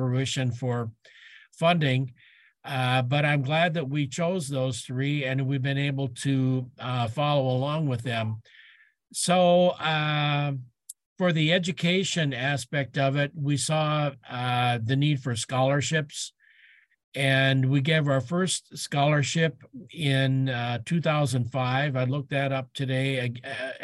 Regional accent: Michigan, United States; moved away as an adult; also born or lived in Aberdeen, South Dakota; now in South Dakota, United States; I'm a transplant to South Dakota. I grew up in Michigan

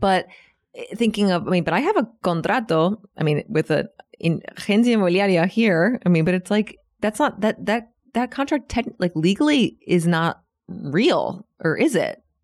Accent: Washington, District of Columbia, United States; moved away as an adult; now in Buenos Aires, Argentina; my hometown, Washington, D C, is actually the capital of the free world

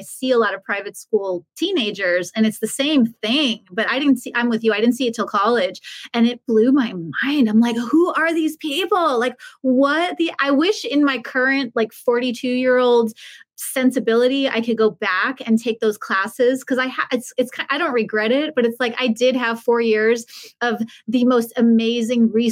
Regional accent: Long Island, New York, United States; I'm from Long Island, so I smoked Parliaments

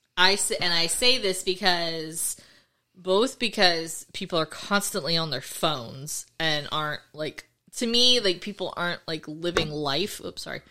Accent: Florida, United States; I'm from Florida

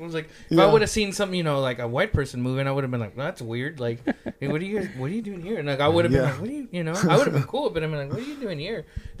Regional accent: Santa Ana, California, United States; I grew up in Santa Ana, which is just like the West. It's literally the whole city is just 100% Hispanic.

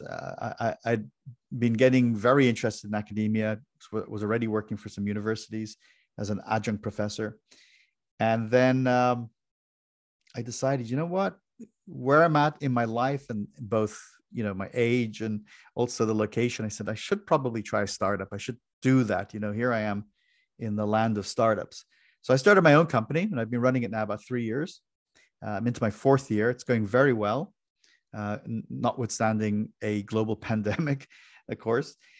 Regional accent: Ireland; moved away as an adult; now in United States; I was born and raised in Ireland, and in my early twenties, I came to the U S.

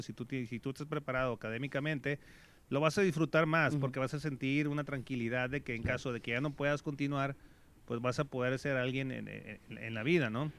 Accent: Mazatlán, Sinaloa, Mexico; yo soy originario de Mazatlán

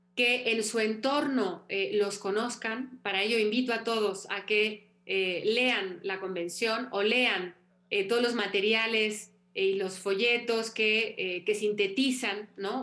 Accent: Mexico; moved away

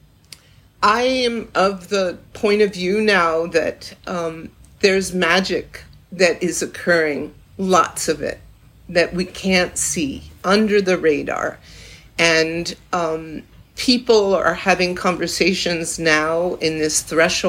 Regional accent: Salem, Massachusetts, United States; I was born in Salem, Massachusetts.

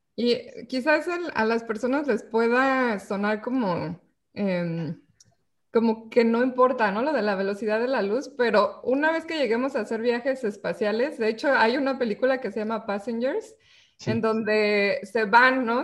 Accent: Mexico; nosotros somos científicas, somos mexicanas

